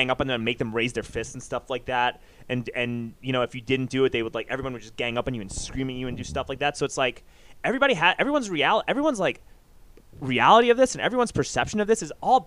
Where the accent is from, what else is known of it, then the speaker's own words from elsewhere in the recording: New York, United States; I grew up in New York. Like, I was in New York when all this shit was happening